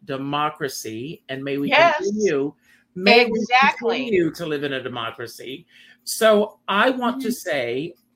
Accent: South Carolina, United States; moved away; I grew up in South Carolina

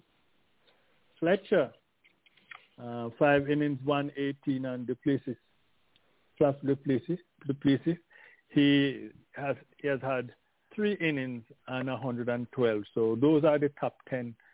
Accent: Jamaica; as a Jamaican

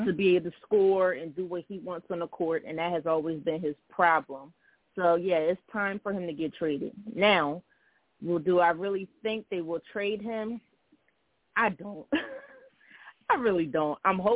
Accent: Philadelphia, Pennsylvania, United States; my hometown team. The Philadelphia

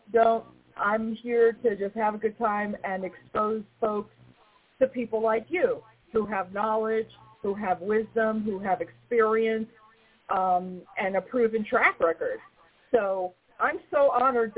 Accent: New York, United States; I'm a New Yorker

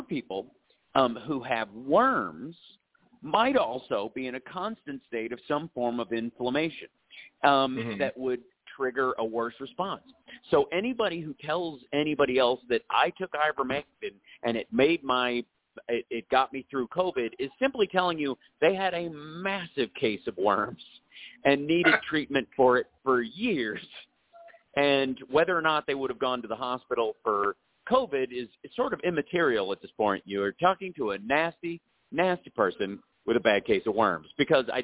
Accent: Kentucky, United States; I grew up in Kentucky

